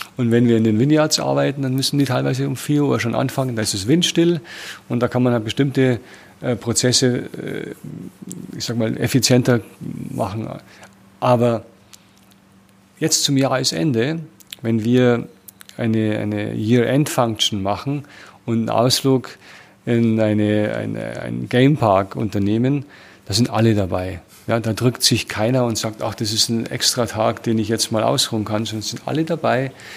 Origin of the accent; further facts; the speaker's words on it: Germany; moved away as an adult; now in South Africa; meine Erfahrung als Deutscher